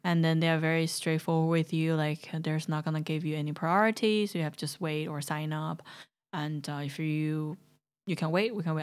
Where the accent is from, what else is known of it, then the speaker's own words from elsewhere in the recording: Chongqing, China; moved away; welcome to my hometown